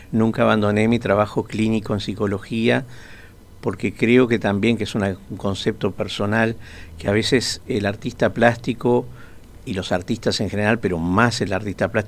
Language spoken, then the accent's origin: Spanish; Montevideo, Uruguay; pero en realidad soy de Montevideo, este, nací en Montevideo.